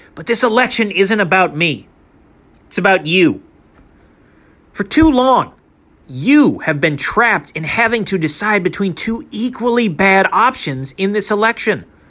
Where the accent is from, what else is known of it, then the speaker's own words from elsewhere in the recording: Saint Anthony, Minnesota, United States; also born or lived in Saint Cloud, Minnesota; we moved to Saint Anthony, a northeast suburb of Minneapolis, where my father started working for GlaxoSmithKline, one of the world's most powerful pharmaceutical companies